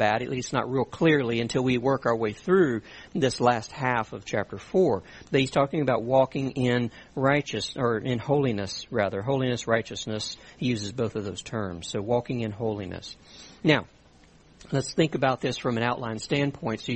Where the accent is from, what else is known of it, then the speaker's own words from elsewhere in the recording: South Louisiana, United States; I grew up in South Louisiana